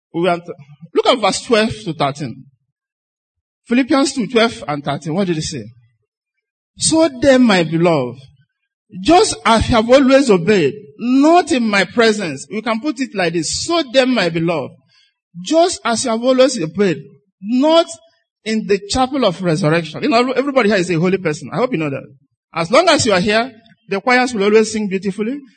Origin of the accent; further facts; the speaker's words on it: Nigeria; I'm a Nigerian